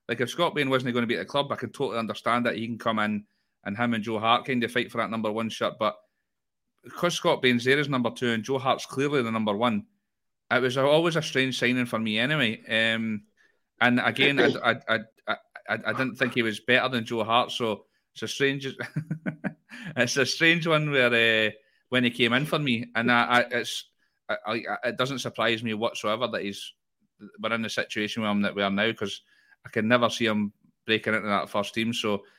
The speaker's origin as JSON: {"language": "English", "town": "Dundee", "region": "Scotland", "country": "United Kingdom", "tie": "born there", "said": "I was born in Dundee and I've been to the Maldives."}